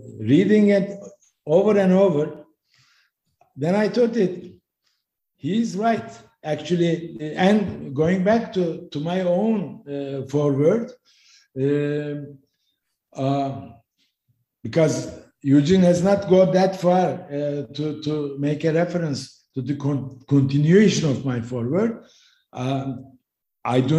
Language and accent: English; Turkey; my home country, Turkey